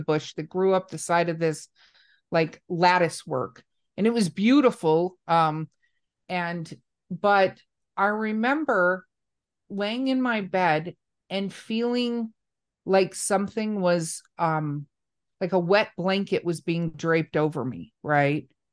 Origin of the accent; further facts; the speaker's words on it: Los Angeles, California, United States; I grew up in Hollywood, California